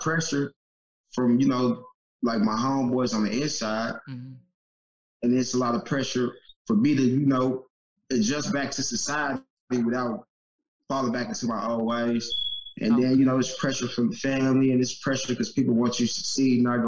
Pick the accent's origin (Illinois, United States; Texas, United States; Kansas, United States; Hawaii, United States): Kansas, United States; Kansas City; I'm from Kansas City, Kansas. You know, half of my life I was in Kansas. My mom, she moved us to the Missouri side